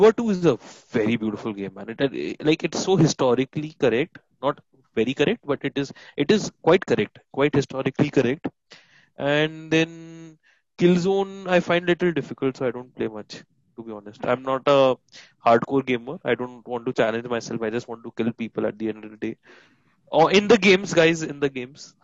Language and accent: English; Delhi, India; I am being from Delhi and from a humble family